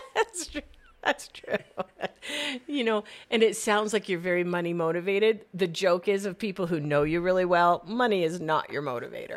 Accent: Phoenix, Arizona, United States; also born or lived in Southern California; Being a Phoenician

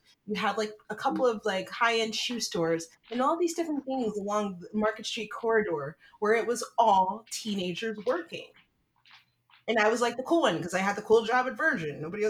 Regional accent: San Francisco, California, United States; I grew up in San Francisco, born and raised here

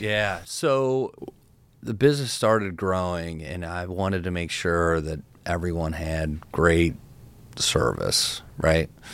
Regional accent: Cincinnati, Ohio, United States; I've got a big network from growing up in Cincinnati

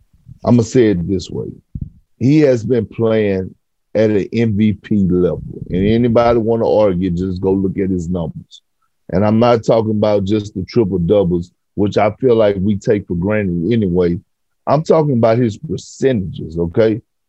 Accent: Toronto, Ontario, Canada; I grew up in Toronto. I'm a ride or die Raptors fan.

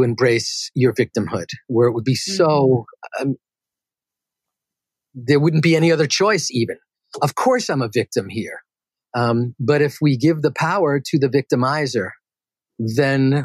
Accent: New York City, New York, United States; I grew up in Queens, New York

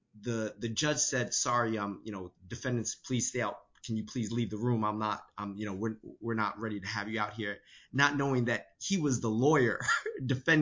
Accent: New York City, New York, United States; also born or lived in Panama / China / Taiwan; I was born in Panama and grew up in New York City.

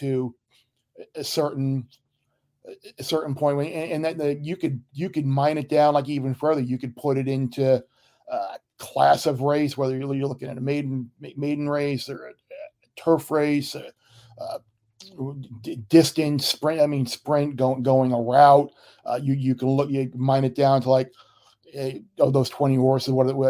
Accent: Long Island, New York, United States; also born or lived in Miami; Growing up on Long Island, out in East Purchase

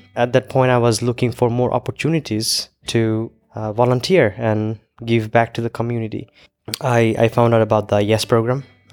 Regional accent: Bangladesh; first language Bengali; English is a second language; also born or lived in Iowa; I'm from Bangladesh.

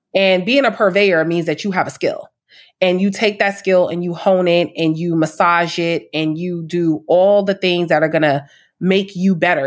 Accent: New York City, New York, United States; I'm from Harlem, born and raised

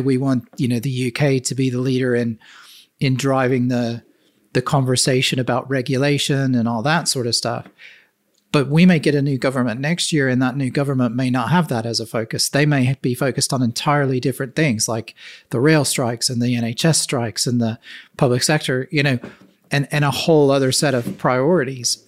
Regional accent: the South, United States; I grew up in the South and the U S

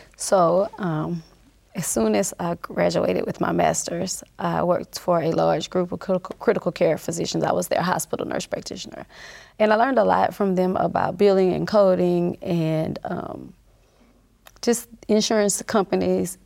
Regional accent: North Louisiana, United States; I grew up in North Louisiana

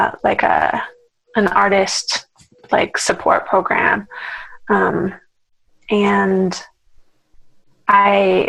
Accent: Vancouver, British Columbia, Canada; moved away as an adult; also born or lived in Toronto, Canada; now in Los Angeles, United States; I'm from Vancouver, Canada, originally

